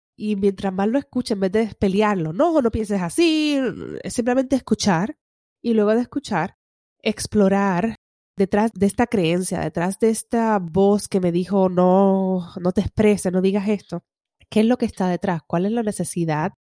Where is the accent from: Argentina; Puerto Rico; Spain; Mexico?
Puerto Rico; todos somos puertorriqueños